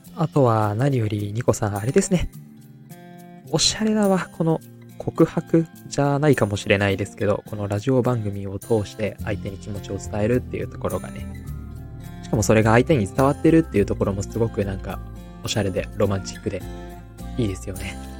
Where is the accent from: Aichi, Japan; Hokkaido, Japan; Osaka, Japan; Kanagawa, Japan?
Aichi, Japan; now in Tokyo, Japan; 自分は愛知出身で東京の学校で働いてたんですけど